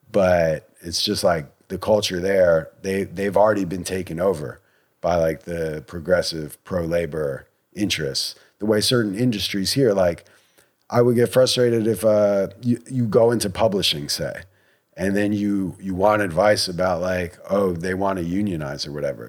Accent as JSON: {"language": "English", "country": "United States"}